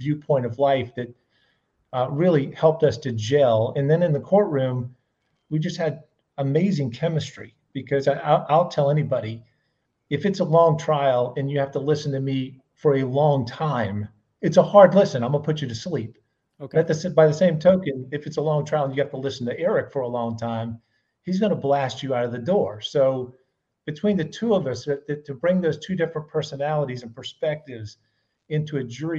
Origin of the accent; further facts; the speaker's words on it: Charleston, South Carolina, United States; I'm very much a South Carolinian, born and raised in Charleston